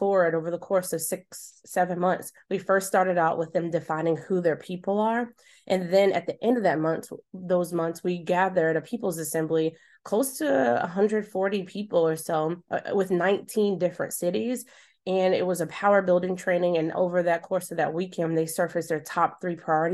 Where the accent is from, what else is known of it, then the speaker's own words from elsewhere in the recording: Charlotte, North Carolina, United States; my hometown of Charlotte